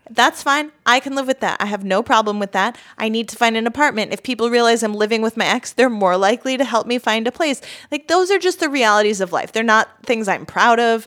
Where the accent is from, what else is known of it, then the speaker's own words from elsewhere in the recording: United States; I am American